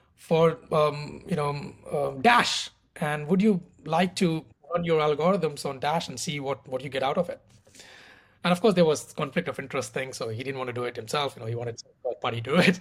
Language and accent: English; India; moved away as an adult; also born or lived in Paris, France; I'm originally from India, so I did my undergrad in mathematics in India.